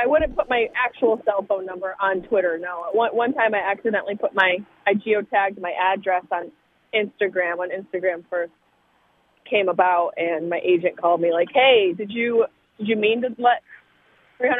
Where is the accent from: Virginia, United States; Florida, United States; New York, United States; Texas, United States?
New York, United States; Syracuse; I'm from Syracuse